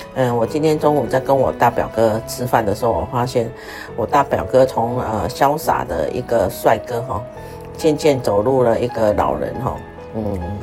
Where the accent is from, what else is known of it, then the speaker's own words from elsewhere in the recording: Taiwan; now in South Africa; 因为我们台湾人啊